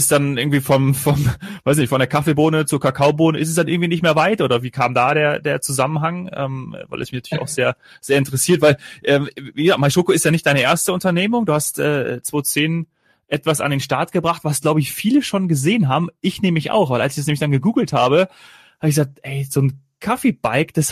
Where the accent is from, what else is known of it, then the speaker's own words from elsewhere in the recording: Hesse, Germany; born there; weil ich bin äh, gebürtiger Nordhesse